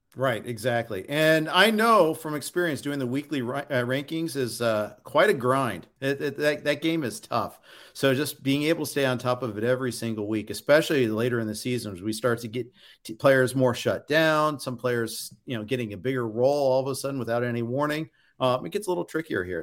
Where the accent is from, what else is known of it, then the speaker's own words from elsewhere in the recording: Indianapolis, Indiana, United States; I grew up in Indy